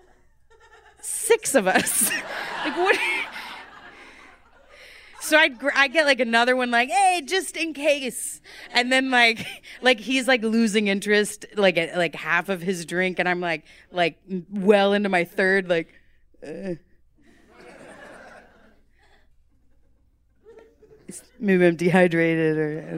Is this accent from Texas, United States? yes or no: yes; Texas, United States; I'm Texan.